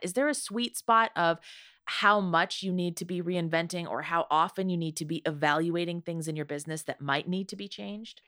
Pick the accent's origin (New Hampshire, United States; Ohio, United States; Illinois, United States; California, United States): Ohio, United States; near Toledo; I grew up near Toledo, Ohio